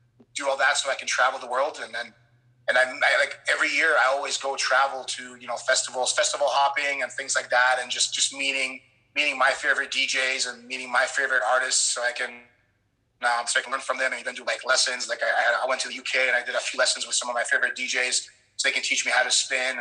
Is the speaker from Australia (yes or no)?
no; Canada; also born or lived in Poland; I'm Polish, but I was born in Poland, but I spent most of my life in Canada